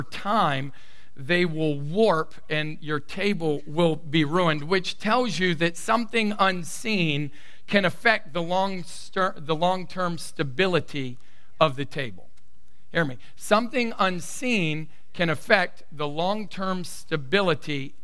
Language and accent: English; the South, United States; I come from the South, born, raised in the South, and I have a Southern belle mama